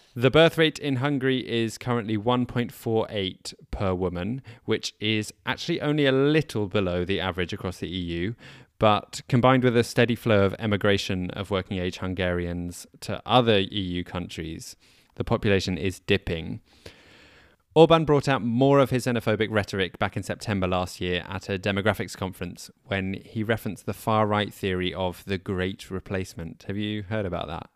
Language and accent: English; United Kingdom; despite being essentially British.